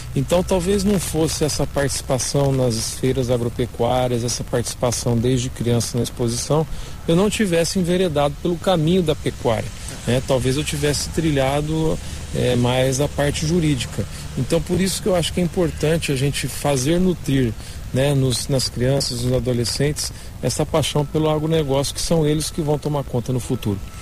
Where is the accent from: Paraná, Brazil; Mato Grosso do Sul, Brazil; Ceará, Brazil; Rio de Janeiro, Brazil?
Mato Grosso do Sul, Brazil; Campo Grande; also born or lived in São Paulo; Eu nasci em São Paulo, em 1978, e vim aos três anos de idade para Campo Grande e aqui fiquei.